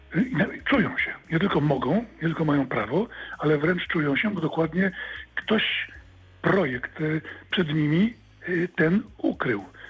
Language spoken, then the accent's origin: Polish; Wrocław, Lower Silesian Voivodeship, Poland; jestem wrocławianinem, dolnoślązakiem